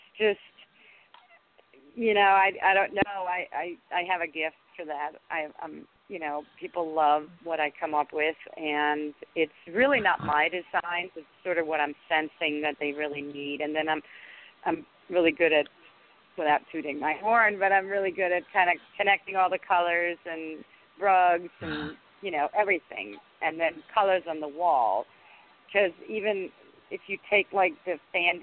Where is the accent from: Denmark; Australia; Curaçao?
Denmark; English is a second language; moved away as an adult; also born or lived in Washington, D.C. area; now in United States; I grew up in Denmark, and 30, I moved here and married my husband